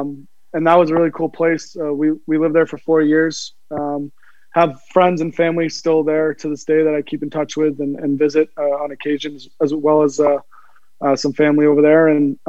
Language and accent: English; Cape Cod, Massachusetts, United States; Yeah, so my hometown, I guess, growing up was on Cape Cod in Massachusetts. My dad had a house there, and we lived there. He bought the house when I was born.